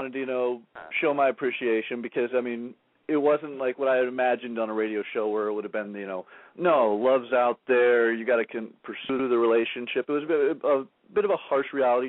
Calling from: Oceanside, California, United States; This is … from Oceanside. I called in a few weeks ago.

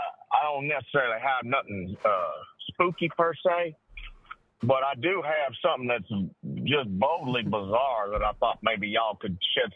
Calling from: Fort Worth, Texas, United States; I'm calling in from Fort Worth tonight.

